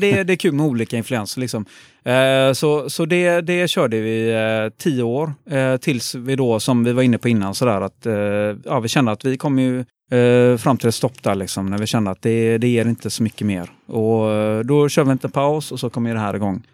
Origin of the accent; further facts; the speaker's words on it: Gothenburg, Västra Götaland, Sweden; jag är born and raised eh, i Göteborg, eh, faktiskt på eh, bakom Avenyn, så jag är en stadsgrabb